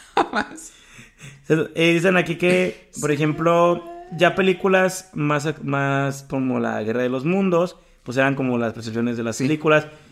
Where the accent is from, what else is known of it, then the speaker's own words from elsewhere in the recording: Mexico; Como mexicano